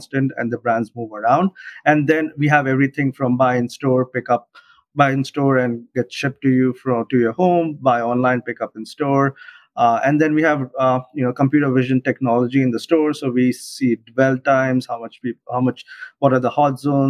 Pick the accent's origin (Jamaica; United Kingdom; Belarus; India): India; Mumbai, Maharashtra; moved away as an adult; also born or lived in Illinois, United States; now in New York, United States; I'm originally from Mumbai, India, born and raised, but been here in the US for the last 12 years